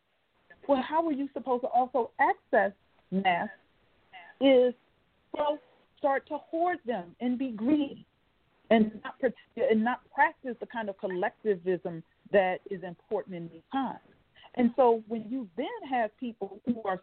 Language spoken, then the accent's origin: English; Washington, District of Columbia, United States; also born or lived in Lowcountry, South Carolina; now in Nebraska, United States; I grew up in Washington, D.C., and also the low country in South Carolina.